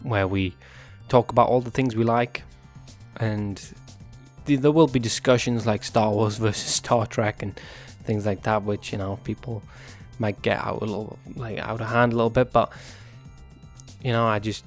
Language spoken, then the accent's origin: English; Newcastle upon Tyne, North East England, United Kingdom; moved away as an adult; now in United States; I was born in Newcastle upon Tyne in England, which is part of the United Kingdom